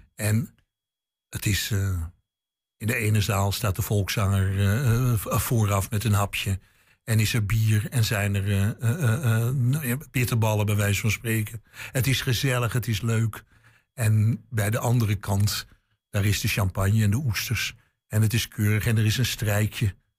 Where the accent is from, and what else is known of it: Amsterdam, North Holland, Netherlands; born or raised there; moved away